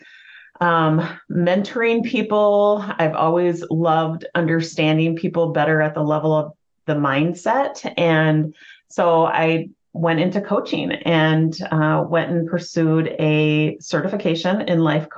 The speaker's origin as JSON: {"language": "English", "region": "Washington", "country": "United States", "moved": "as an adult", "lives_now": "Lakeville, United States", "said": "I'm actually originally from Washington State"}